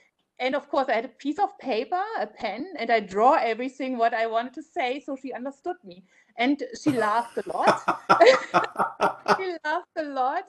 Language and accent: English; Germany; English is a second language; moved away as an adult; now in Celebration, United States; I moved from Germany. I'm originally from Germany. I moved from Germany to Celebration, but I lived in America before I moved to Celebration. I married to an American.